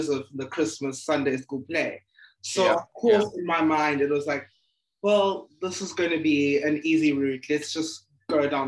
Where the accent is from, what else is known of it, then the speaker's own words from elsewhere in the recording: Eastern Cape, South Africa; I'm from the Eastern Cape.